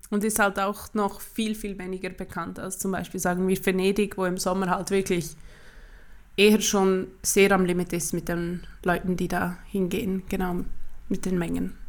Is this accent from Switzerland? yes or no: yes; Switzerland; bei uns in der Schweiz